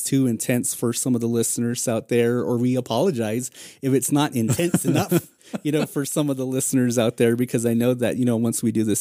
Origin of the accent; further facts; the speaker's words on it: Moenkopi, Arizona, United States; growing up in Tuba, and then me being from munqabi